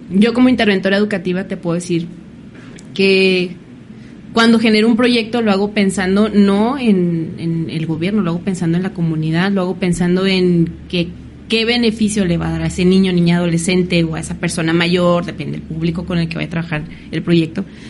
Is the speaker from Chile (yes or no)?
no; Mexico; como mexicanos